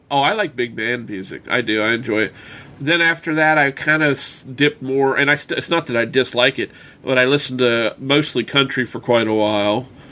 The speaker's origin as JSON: {"language": "English", "town": "Winchester", "region": "Virginia", "country": "United States", "tie": "born or raised there", "said": "right here in, in my hometown"}